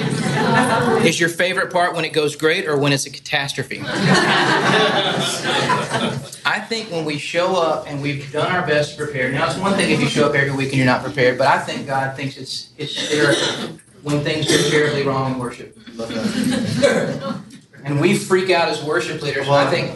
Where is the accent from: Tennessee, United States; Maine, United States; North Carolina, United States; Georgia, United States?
Tennessee, United States; Nashville; moved away as an adult; also born or lived in Buffalo, New York / North Port, Florida; I'm born and raised in Nashville